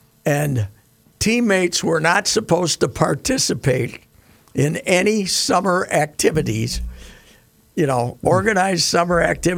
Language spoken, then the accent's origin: English; Minnesota, United States; We're both from Minnesota.